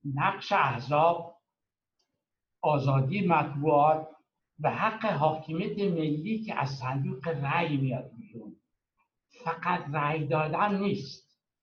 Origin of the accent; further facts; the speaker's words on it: Iran; moved away as an adult; now in Europe; به عنوان یه ایرانی که هم در ایران عضو حزب ایران بوده و هم در اروپا از روزی که اومدم 1980